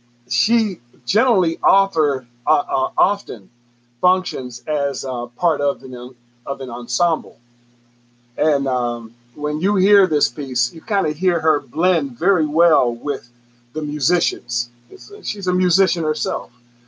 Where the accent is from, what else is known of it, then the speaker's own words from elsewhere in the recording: Chicago, Illinois, United States; I'm from Chicago. I think we say Illinois.